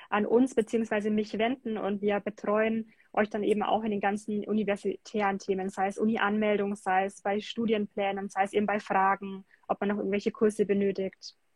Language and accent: German; Bamberg, Bavaria, Germany; weil ich ähm, sehr Basketball verrückt bin